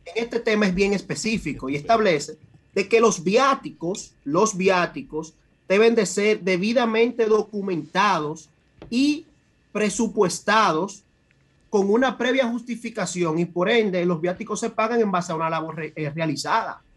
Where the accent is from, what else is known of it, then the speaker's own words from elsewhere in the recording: Santo Domingo Este, Distrito Nacional, Dominican Republic; soy del municipio de Santo Domingo Este